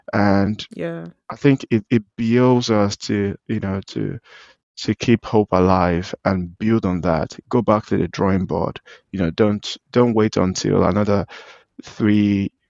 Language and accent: English; Nigeria; as a Nigerian